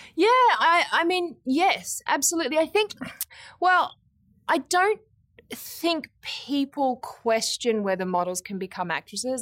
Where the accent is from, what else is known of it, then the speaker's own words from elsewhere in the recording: Brisbane, Queensland, Australia; I grew up in Brisbane in Australia